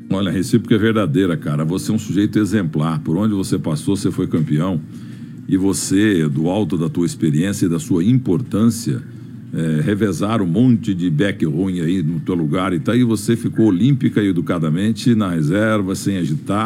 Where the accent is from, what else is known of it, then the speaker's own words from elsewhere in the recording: Muzambinho, Minas Gerais, Brazil; moved away; Muzambique, minha terra